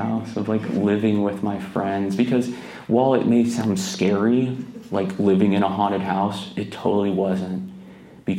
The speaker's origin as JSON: {"language": "English", "region": "Gulf Coast of Florida", "country": "United States", "tie": "born or raised there", "moved": "yes", "said": "I grew up in the Gulf Coast of Florida. You know, I'm always going to give love to 850"}